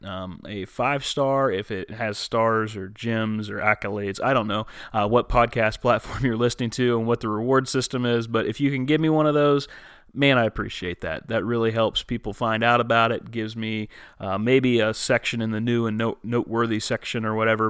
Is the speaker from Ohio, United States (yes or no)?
yes; Woodsfield, Ohio, United States; I grew up like literally like 30 minutes from there